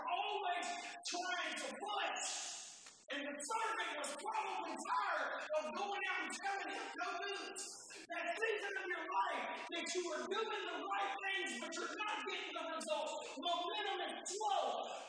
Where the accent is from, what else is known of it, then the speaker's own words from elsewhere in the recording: Philadelphia, Pennsylvania, United States; I said, you know, I'm a Philadelphian.